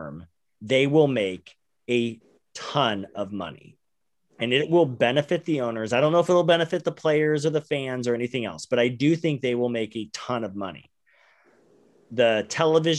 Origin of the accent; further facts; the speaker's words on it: Phoenix, Arizona, United States; we're from Phoenix